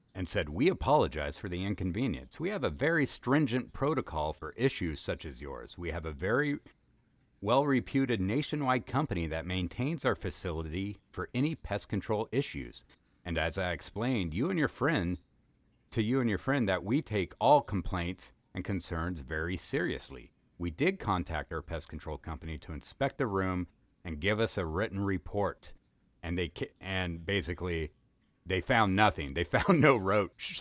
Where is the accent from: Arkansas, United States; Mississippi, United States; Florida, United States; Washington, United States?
Washington, United States; Kennewick; now in Los Angeles, United States; my hometown of Kennewick, Washington